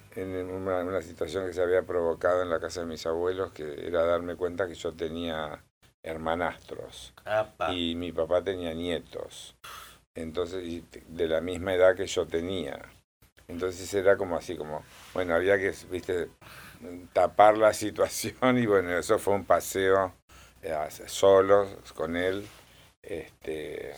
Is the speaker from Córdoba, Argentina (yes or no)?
yes; Córdoba, Argentina; born or raised there; also born or lived in Tostado, Santa Fe / Santo Tomé, Santa Fe